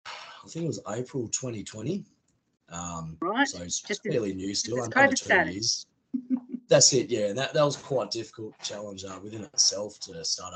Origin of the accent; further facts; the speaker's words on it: Bruce Rock, Western Australia, Australia; also born or lived in Geraldton; we're from Bruce Rock. Grew up here most of my life.